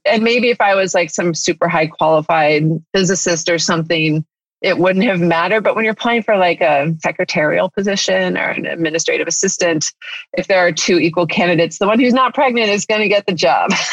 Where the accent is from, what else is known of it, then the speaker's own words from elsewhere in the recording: Northern California, United States; moved away as an adult; now in La Cañada, United States; I grew up in Northern California